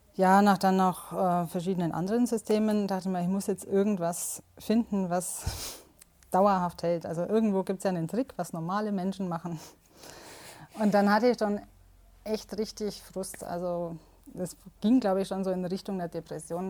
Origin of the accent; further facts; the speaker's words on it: Southern Germany, Germany; Ich komme aus Süddeutschland